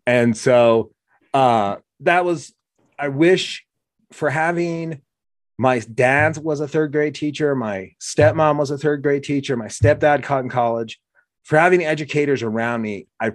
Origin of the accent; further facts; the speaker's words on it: Oregon, United States; when we were growing up in Oregon